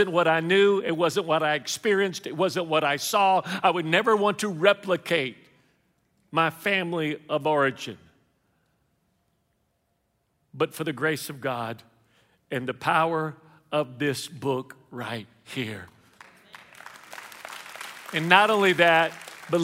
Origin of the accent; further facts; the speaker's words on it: Houston, Texas, United States; now in Lafayette, United States; I am a Mexican from Lafayette, originally from Houston